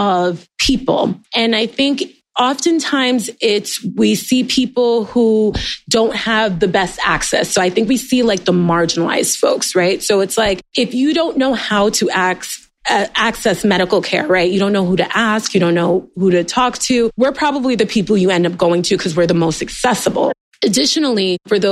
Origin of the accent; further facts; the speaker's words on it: New York City, New York, United States; also born or lived in Fort Drum, New York / Walter Reed; I am born and raised in New York, but left for college, came back